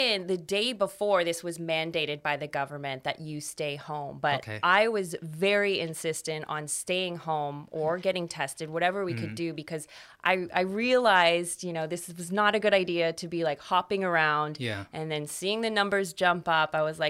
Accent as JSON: {"language": "English", "town": "Toronto", "region": "Ontario", "country": "Canada", "said": "Yeah. So I'm from Canada. I'm from Toronto."}